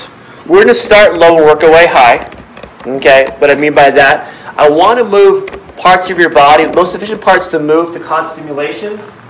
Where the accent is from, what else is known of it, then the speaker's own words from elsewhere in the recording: Philippines; I'm Filipino, but I'm doing martial arts.